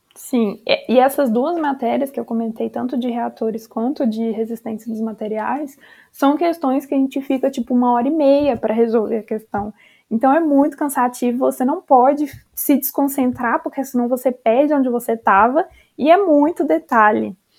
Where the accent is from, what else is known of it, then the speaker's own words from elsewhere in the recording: Minas Gerais, Brazil; eu sou de Minas Gerais e a gente tem, acho que, é, uma refinaria só que fica lá perto da minha cidade